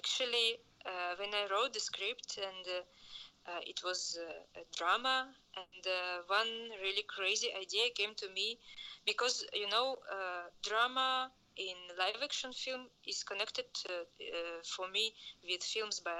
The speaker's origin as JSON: {"language": "English", "region": "Prague", "country": "Czechia", "said": "I'm from Prague. I'm calling from Prague, from Czech Republic."}